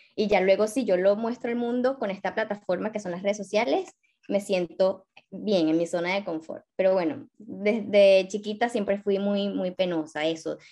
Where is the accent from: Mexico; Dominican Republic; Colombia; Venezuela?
Venezuela; moved away as an adult; now in Barcelona, Spain; soy venezolana